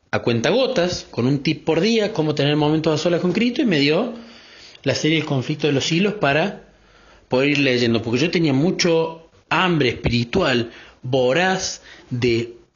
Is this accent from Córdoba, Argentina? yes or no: yes; Córdoba, Argentina; soy de Córdoba, Argentina